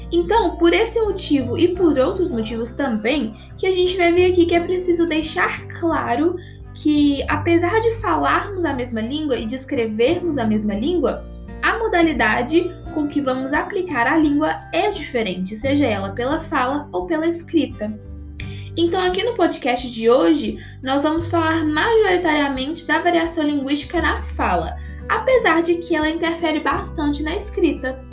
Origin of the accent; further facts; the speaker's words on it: Minas Gerais, Brazil; Aqui em Minas Gerais, de onde eu sou, eu falo mandioca para significar um alimento